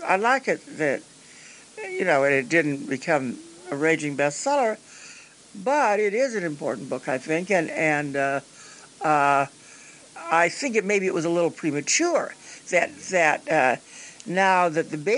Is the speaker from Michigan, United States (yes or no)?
no; Peoria, Illinois, United States; moved away; I came from Peoria